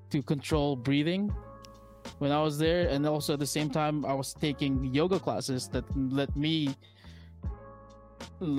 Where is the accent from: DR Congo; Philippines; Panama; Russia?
Philippines; moved away; I grew up in the Philippines, came here, formed a band